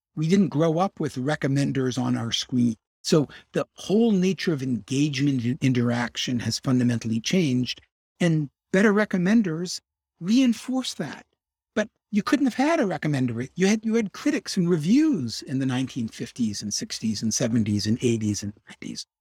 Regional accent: Chicago, Illinois, United States; I grew up in Hyde Park. I'm a Chicago guy.

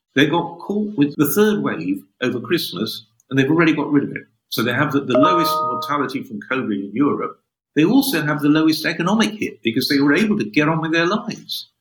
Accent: Sheffield, Yorkshire and the Humber, United Kingdom; now in Oxford, United Kingdom; I was born in Sheffield, northern industrial city

